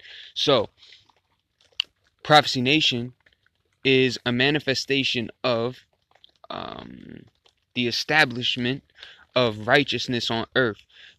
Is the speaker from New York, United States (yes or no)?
no; Baltimore, Maryland, United States; Originally, I had grown up a Christian. I'm from the United States, Baltimore, Maryland.